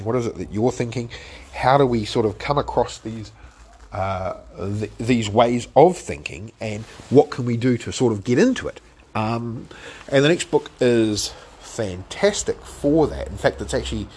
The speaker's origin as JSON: {"language": "English", "country": "New Zealand", "said": "as a Kiwi"}